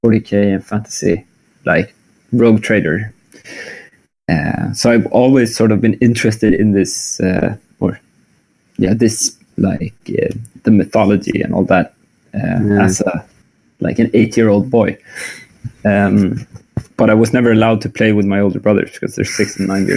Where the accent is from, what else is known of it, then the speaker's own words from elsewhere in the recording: Skövde, Västra Götaland, Sweden; also born or lived in Lund; now in Malmö, Sweden; I grew up in Skövde, but I was born in Lund, actually.